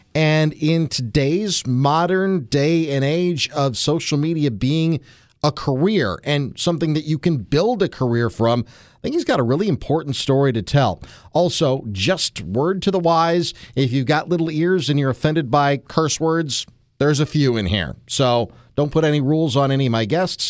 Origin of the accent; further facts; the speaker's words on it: Waukesha, Wisconsin, United States; accent: Wisconsin accent, Midwest accent; also born or lived in Mississippi / Chicago / Houston / Milwaukee; grew up here, well, in Waukesha, but always grew up, you know, Milwaukee